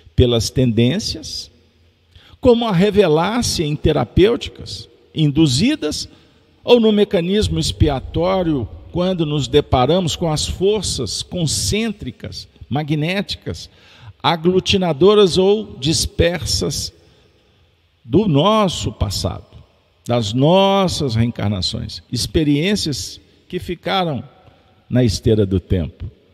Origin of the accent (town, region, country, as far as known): Minas Gerais, Brazil; also born or lived in Belo Horizonte